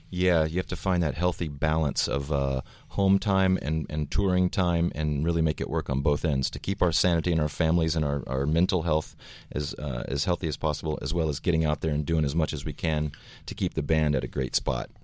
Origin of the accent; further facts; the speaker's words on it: the South, United States; Brent, our, our guitar player, myself, we come from the South